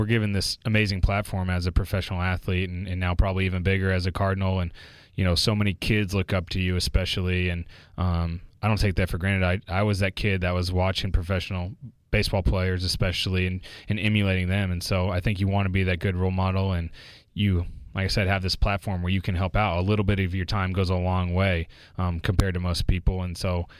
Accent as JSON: {"language": "English", "town": "Houston", "region": "Texas", "country": "United States", "tie": "born or raised there", "moved": "yes", "said": "grew up in Houston"}